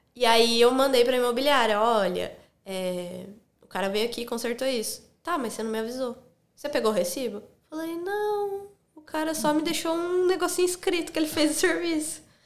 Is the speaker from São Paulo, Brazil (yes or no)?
yes; Analândia, São Paulo, Brazil; moved away as an adult; also born or lived in Campinas, Brazil; now in Sydney, Australia; Eu sou do interior de São Paulo, uhum. cidadezinha chamada Analândia, bem pequenininha